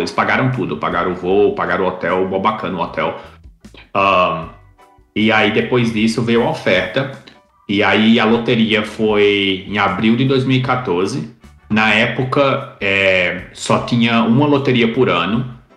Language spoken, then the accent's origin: Portuguese; Campina Grande, Paraíba, Brazil; now in Oceanside, United States; eu sou originalmente de Campina Grande, Paraíba, mas eu estou agora em Oceanside, na Califórnia